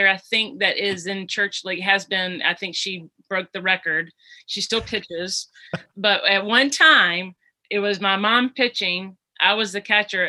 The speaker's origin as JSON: {"language": "English", "town": "Aiken", "region": "South Carolina", "country": "United States", "tie": "born or raised there", "said": "I'm from Aiken, South Carolina"}